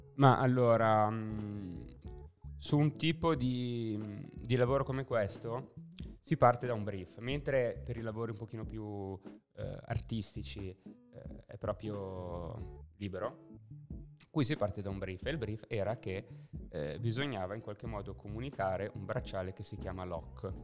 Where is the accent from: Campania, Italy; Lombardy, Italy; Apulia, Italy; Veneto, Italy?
Lombardy, Italy; Lodi; moved away as an adult; now in Milan, Italy; Io sono na- nato e cresciuto a Lodi